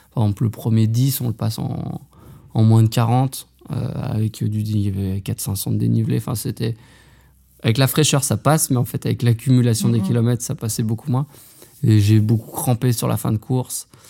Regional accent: Haute-Savoie, Auvergne-Rhône-Alpes, France; moved away as an adult; also born or lived in Besançon; je suis originaire de Haute-Savoie

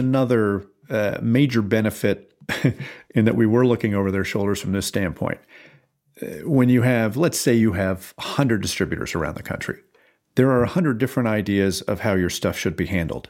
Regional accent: Fairfield County, Connecticut, United States; also born or lived in Lake Forest, Illinois; I grew up in Fairfield County, Connecticut

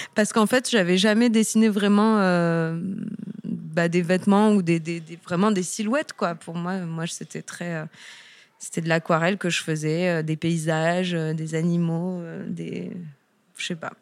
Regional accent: Toulon, Provence-Alpes-Côte d'Azur, France; moved away as an adult; also born or lived in Lyon / Paris / Amsterdam; je suis originaire de Toulon, donc du Sud

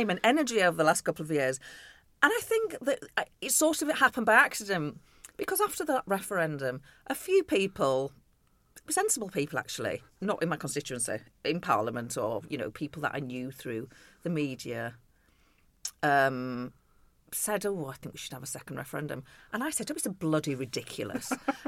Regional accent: Bradford, Yorkshire and the Humber, United Kingdom; moved away; also born or lived in London / Ashfield; I grew up in Bradford

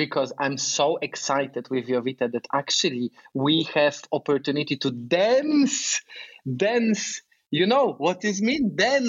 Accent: Poland; moved away; I'm from Poland, and I'm 28.

